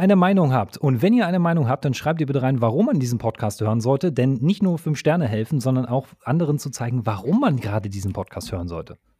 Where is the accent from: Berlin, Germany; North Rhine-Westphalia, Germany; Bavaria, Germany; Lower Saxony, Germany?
Berlin, Germany; ich komme aus Berlin